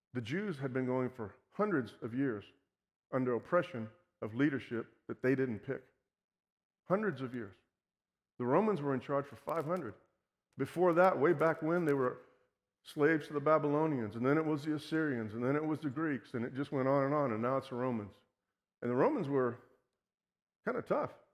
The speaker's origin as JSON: {"language": "English", "town": "Houston", "region": "Texas", "country": "United States", "tie": "born or raised there", "said": "I was born and raised here in Houston"}